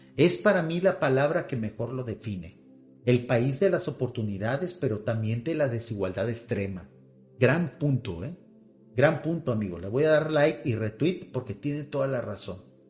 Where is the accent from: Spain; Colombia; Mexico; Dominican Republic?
Mexico